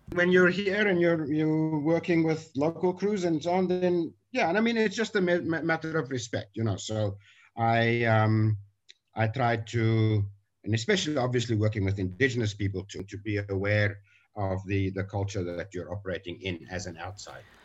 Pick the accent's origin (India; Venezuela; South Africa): South Africa; moved away as an adult; now in Taiwan; I'm from South Africa and I've been in Taiwan for 23 years